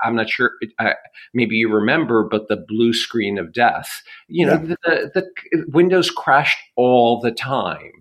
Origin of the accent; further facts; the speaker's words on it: United States; as Americans